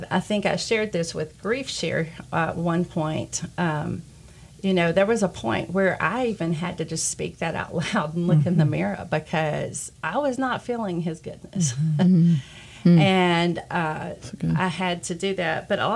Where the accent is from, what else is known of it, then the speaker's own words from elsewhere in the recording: Cleveland, United States; moved away; to move back to my hometown of Cleveland